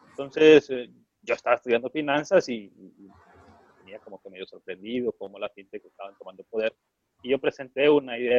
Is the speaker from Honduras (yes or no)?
yes; Honduras; Yo estaba en Honduras, yo soy de Honduras